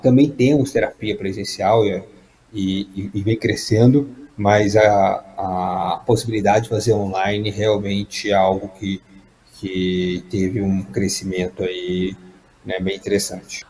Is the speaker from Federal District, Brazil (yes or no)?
no; Juiz de Fora, Minas Gerais, Brazil; moved away; also born or lived in São Paulo; eu sou de Juiz de Fora, nasci em São Paulo, fui criado em Minas